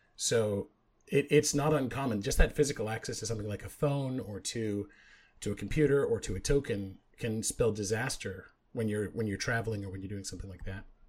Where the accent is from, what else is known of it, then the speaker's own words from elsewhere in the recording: Canada; now in United States; I grew up in Canada